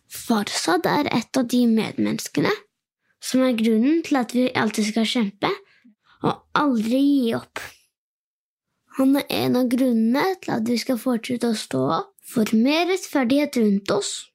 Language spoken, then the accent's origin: Norwegian; Norway; Jeg er åtte år gammel og født og oppvokst i Norge